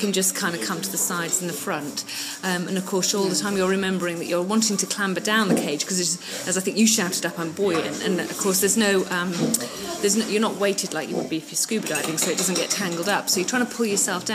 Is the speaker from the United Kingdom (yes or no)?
yes; England, United Kingdom; from England